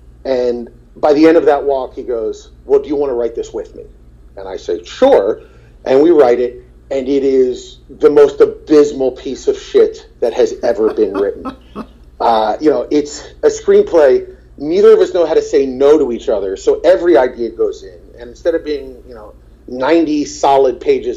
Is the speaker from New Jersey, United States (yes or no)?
yes; New Jersey, United States; also born or lived in Marlton; I'm from New Jersey